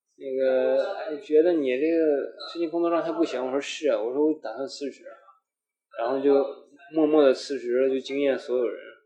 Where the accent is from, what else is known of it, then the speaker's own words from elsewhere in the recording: Shandong, China; now in Beijing, China; 我是来自山东，现在是在北京，然后做互联网运营吧